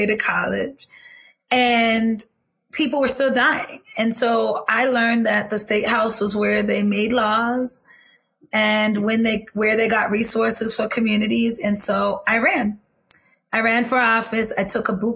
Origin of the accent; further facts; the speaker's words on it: Boston, Massachusetts, United States; I used to tell people I was from Roxbury